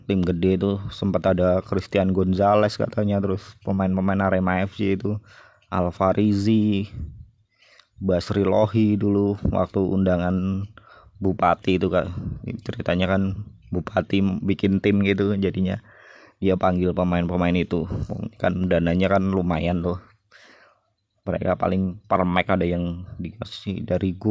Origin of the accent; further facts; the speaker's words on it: Klaten, Central Java, Indonesia; kalau di kota saya itu kan sebut aja kan kota Klaten tuh mainnya kan mungkin yang paling terkenal